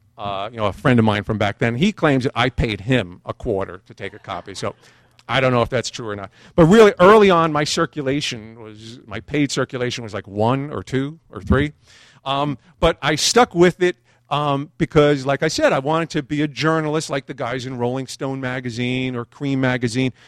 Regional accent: New York City, New York, United States; growing up in Brooklyn

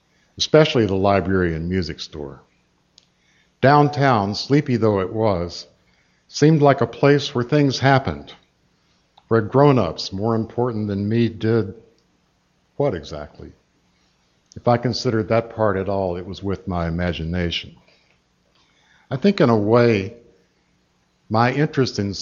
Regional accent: Asheville, North Carolina, United States; moved away; my hometown of Asheville was hardly without its merits

